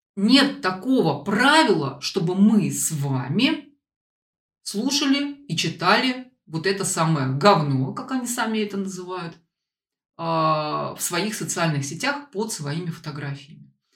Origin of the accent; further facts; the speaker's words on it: Saint Petersburg, Russia; moved away; в Петербург, откуда я родом